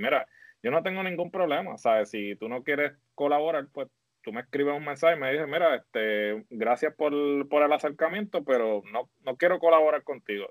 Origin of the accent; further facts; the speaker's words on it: Puerto Rico; me siento orgulloso de ser puertorriqueño